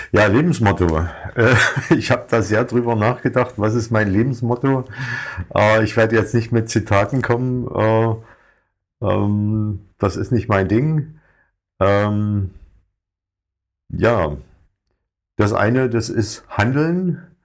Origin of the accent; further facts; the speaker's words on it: area of Lobenstein, Thuringia, Germany; now in Oranienburg, Germany; Ich komme eigentlich aus Thüringen, aus, aus der Gegend von Lobenstein